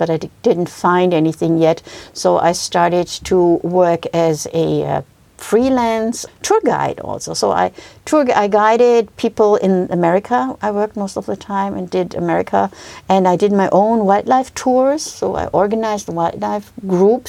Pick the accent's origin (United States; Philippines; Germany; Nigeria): Germany; I grew up in Germany